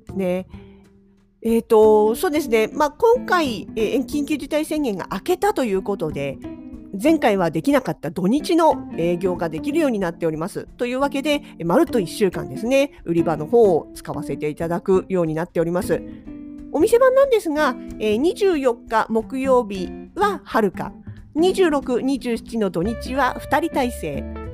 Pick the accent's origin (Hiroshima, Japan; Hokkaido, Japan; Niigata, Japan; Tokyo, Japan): Hokkaido, Japan; Sapporo; 私たち札幌市民